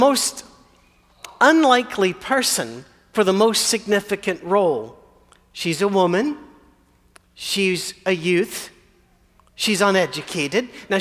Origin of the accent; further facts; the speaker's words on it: Scotland, United Kingdom; I'm Scottish